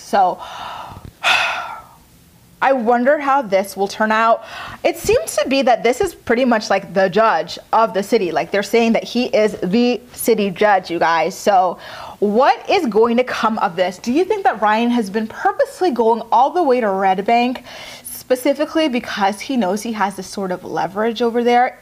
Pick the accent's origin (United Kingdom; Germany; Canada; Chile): Canada; I'm Canadian